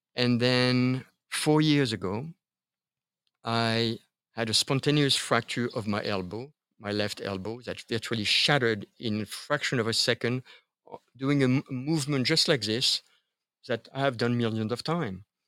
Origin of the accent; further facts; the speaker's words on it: Paris, Île-de-France, France; moved away; I was born and raised in Paris, France